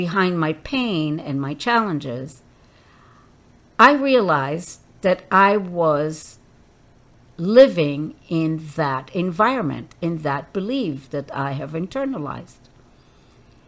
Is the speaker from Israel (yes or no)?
yes; Israel; I grew up in Israel when Israel was just starting as a country